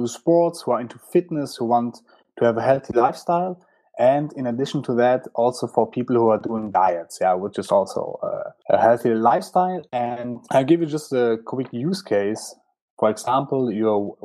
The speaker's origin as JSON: {"language": "English", "town": "Frankfurt", "region": "Hesse", "country": "Germany", "tie": "born or raised there", "said": "I was born in Frankfurt and raised in Frankfurt"}